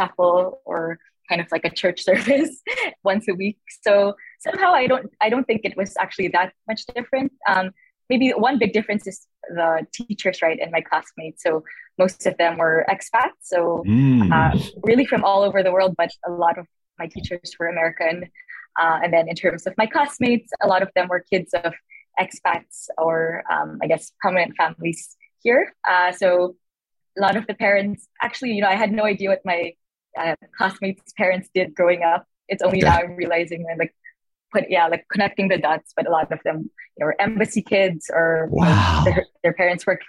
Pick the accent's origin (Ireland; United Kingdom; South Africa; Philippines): Philippines; Santa Rosa, Calabarzon; I was born and raised in Santa Rosa, Laguna